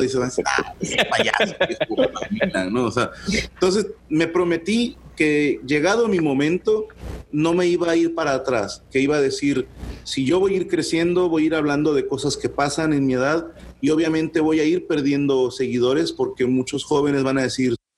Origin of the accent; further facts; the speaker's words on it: Monterrey, Nuevo León, Mexico; usábamos mucho terminología de aquí